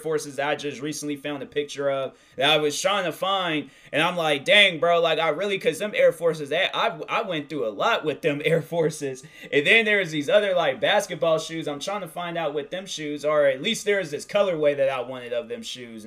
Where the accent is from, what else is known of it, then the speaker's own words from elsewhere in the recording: outside of Seattle, Washington, United States; I live outside of Seattle